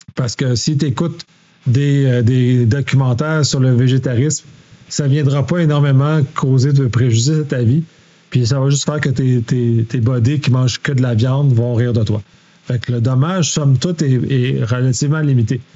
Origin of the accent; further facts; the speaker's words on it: Quebec, Canada; en tant que Québécois, la façon qu'on utilise le français est différente des Français de France